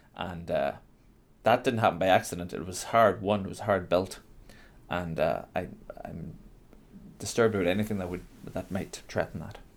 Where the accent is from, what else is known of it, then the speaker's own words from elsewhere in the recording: Donegal, Ulster, Ireland; I grew up in Donegal